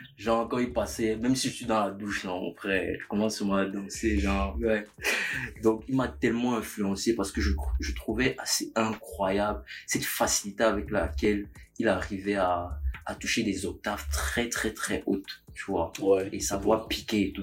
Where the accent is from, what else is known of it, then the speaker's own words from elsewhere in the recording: Manguissa of the Lekié, Centre, Cameroon; Je suis Manguissa de la Liquide